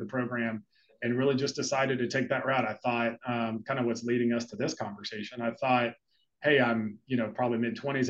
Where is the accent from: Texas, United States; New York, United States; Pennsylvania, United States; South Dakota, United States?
Texas, United States; also born or lived in Chicago; now in South Florida, United States; I grew up in Texas.